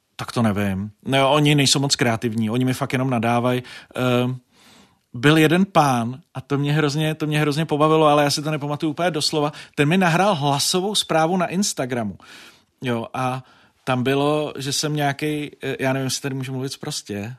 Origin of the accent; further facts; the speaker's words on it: Děčín, Ústí nad Labem Region, Czechia; v Děčíně, protože jsem to bral osobně, že hm, tenhle politik jede do mého rodného města